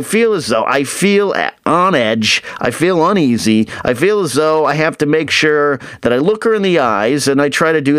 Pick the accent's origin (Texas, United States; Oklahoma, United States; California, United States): California, United States; Arroyo Grande / Pismo Beach, central coast of; moved away as an adult; my hometown, which is pretty small still, it's grown over the last 20 years I've left town, but it's still a smaller town on the central coast of California, Pismo Beach, AG, all that area, San Luis Obispo